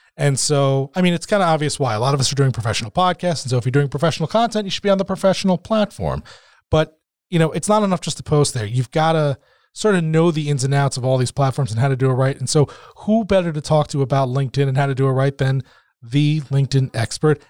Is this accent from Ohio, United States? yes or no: no; New Jersey, United States; we're both from Jersey